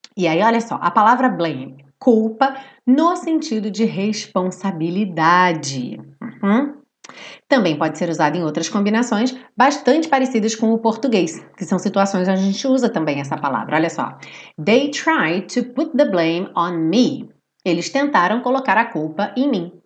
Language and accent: Portuguese; Brazil; nós somos brasileiros